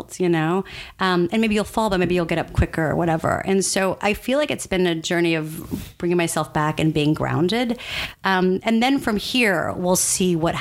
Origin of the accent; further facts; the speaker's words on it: San Antonio, Texas, United States; moved away as an adult; also born or lived in New York City; I was born in San Antonio, Texas. Mm-hmm. My parents were born in San Antonio, Texas